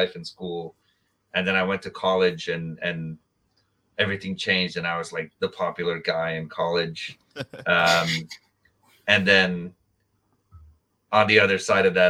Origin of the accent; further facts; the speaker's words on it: India; I was growing up in India